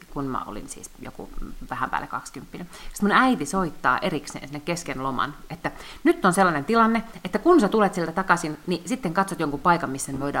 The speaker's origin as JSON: {"language": "Finnish", "town": "Lahti", "region": "Päijänne Tavastia", "country": "Finland", "tie": "born or raised there", "also_born_or_lived": "Helsinki", "said": "mä aina sanon, että mä oon Lahesta kotoisin"}